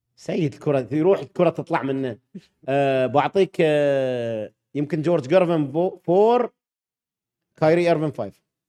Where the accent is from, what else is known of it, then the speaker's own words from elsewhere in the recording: Bahrain; لان انا بحريني